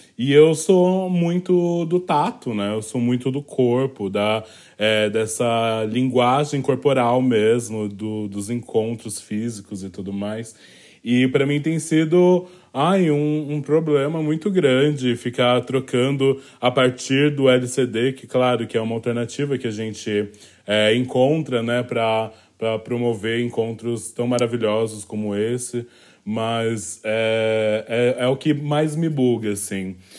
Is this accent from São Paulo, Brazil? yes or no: yes; São Paulo, Brazil; Eu sou nascida e criada é, no Valo Velho, distrito do Capão Redondo